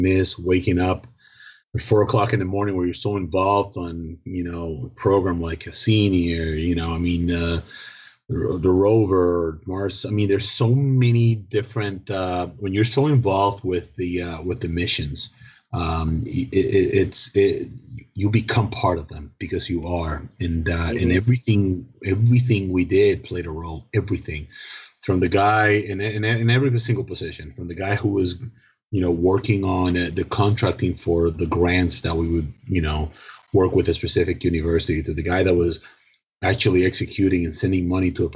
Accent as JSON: {"language": "English", "country": "Dominican Republic", "first_language": "Spanish", "second_language": "English", "moved": "yes", "said": "I am originally from the Dominican Republic"}